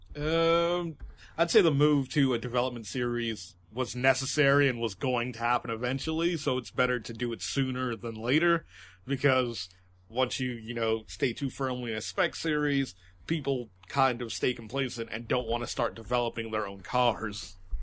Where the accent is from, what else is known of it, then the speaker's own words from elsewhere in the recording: United States; as an American